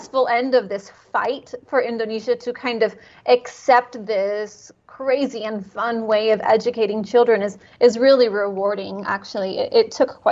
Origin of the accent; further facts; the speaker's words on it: California, United States; moved away; I'm from California